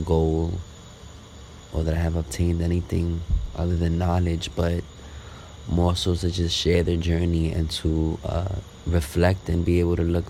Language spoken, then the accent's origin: English; New York City, New York, United States; also born or lived in Brooklyn, New York; Born and raised New Yorker from the Lower East Side, but currently in Brooklyn right now